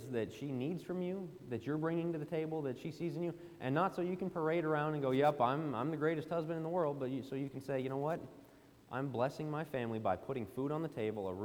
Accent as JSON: {"language": "English", "town": "Denver", "region": "Colorado", "country": "United States", "said": "I'm from the Denver, Colorado area."}